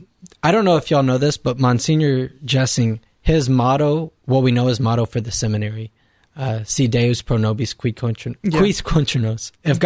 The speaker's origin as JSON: {"language": "English", "town": "Victoria", "region": "Texas", "country": "United States", "said": "from the Diocese of Victoria in Texas."}